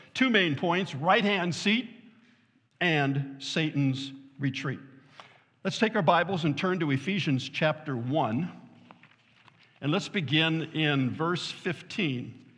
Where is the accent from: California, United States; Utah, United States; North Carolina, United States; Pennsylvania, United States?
California, United States; Southern; now in Fort Wayne, United States; I was born and raised in Southern California